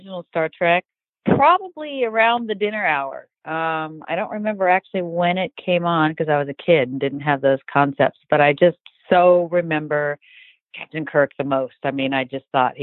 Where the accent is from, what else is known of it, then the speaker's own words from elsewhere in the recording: Orinda, California, United States; I grew up in Northern California, a town called Orinda